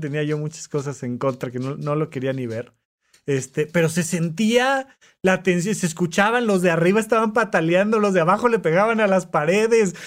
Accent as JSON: {"language": "Spanish", "country": "Mexico", "said": "como mexicanos"}